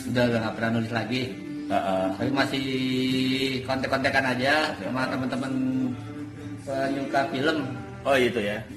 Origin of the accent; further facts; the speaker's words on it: Java, Indonesia; kita harus tetap merasa beruntung atau bersyukur gitu ya karena kita orang Jawa pak orang Jawa ya, ya. Jawa.